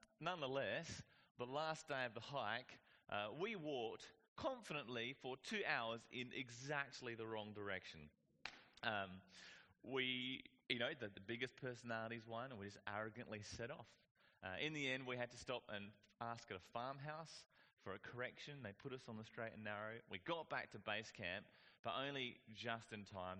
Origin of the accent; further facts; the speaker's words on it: Whyalla, South Australia, Australia; I grew up in Whyalla.